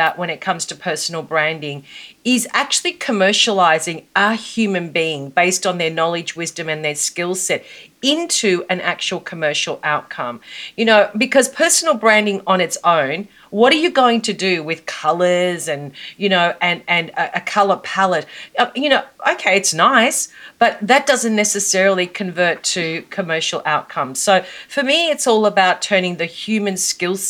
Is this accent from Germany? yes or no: no; Australia; also born or lived in Melbourne, Australia; you can tell from my accent that I'm from Australia, and I live in Melbourne, Australia.